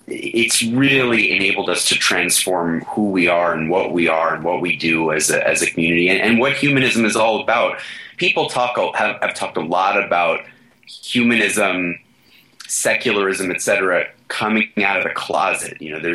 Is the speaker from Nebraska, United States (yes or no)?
no; Flushing, New York, United States; Well, I could tell the story of Flushing, Queens one more time, but I appreciate the fact that you'll let people look that up.